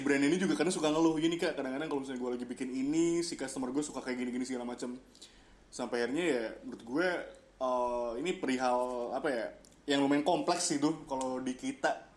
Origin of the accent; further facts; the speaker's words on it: Jakarta, Indonesia; orang kita tuh orang Jakarta